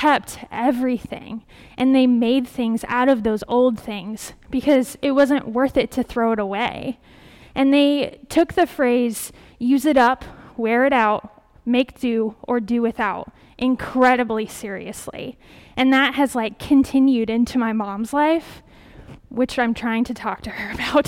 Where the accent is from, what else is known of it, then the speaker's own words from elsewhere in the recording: Kansas, United States; moved away; the flour mill back in my hometown in Kansas